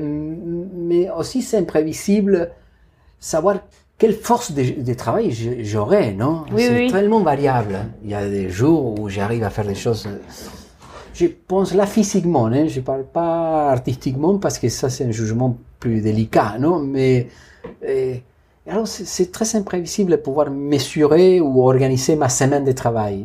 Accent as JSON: {"language": "French", "country": "Argentina", "second_language": "French", "moved": "as an adult", "said": "je dois faire des choses en ce moment dans mon pays d'origine que j'ai pas fait, par exemple une exposition institutionnelle dans un centre d'art à eh, Buenos Aires"}